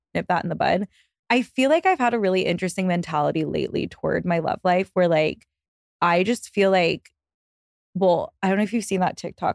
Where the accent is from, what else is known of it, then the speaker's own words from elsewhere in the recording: Texas, United States; now in New York, United States; I'm from Texas, and I live in New York